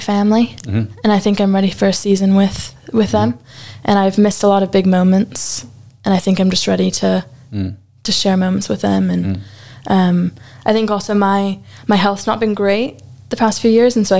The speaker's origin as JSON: {"language": "English", "country": "United States", "moved": "as an adult", "said": "I'm American and I speak English"}